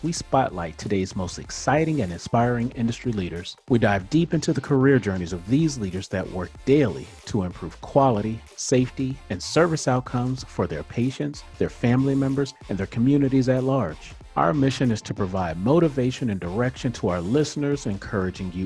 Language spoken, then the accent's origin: English; Miami, Florida, United States; now in Atlanta, United States; my hometown, Miami